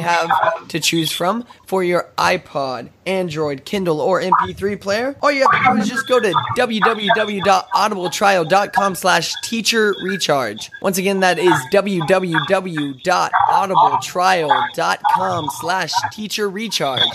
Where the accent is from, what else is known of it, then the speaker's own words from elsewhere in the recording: Odessa, Texas, United States; moved away; I'm originally from Odessa, Texas